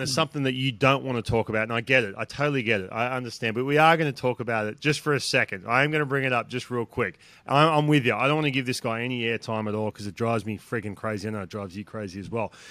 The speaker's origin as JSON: {"language": "English", "town": "Newcastle", "region": "New South Wales", "country": "Australia", "tie": "born or raised there", "moved": "yes", "said": "from Newcastle, my hometown"}